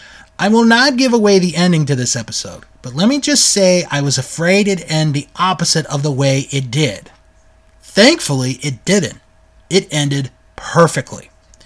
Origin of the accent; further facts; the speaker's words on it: United Kingdom; But, being British, watching anything to do with U.S. sports bores me rigid.